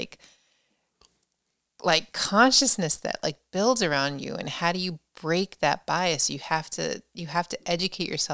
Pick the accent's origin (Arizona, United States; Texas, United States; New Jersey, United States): New Jersey, United States; now in Massachusetts, United States; I grew up in New Jersey, but basically New York City, the tri-state area